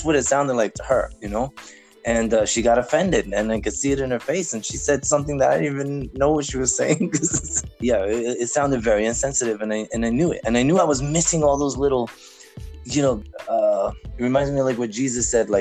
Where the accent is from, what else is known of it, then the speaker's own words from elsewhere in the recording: United States; we're so American